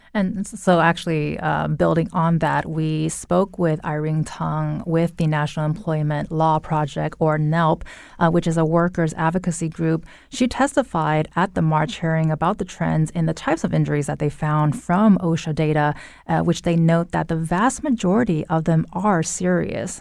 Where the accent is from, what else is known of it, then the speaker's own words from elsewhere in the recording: near the Inland Empire, California, United States; now in Connecticut, United States; that's very close to my hometown